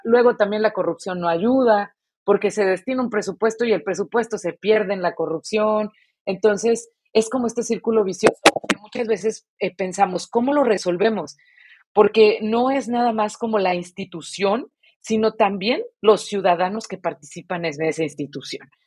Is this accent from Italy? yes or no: no; Mexico; nuestra educación como mexicanos